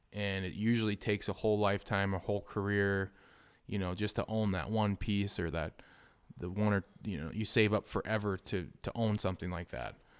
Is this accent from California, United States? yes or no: no; Southwest Wisconsin, United States; we're from Southwest, Southwest Wisconsin.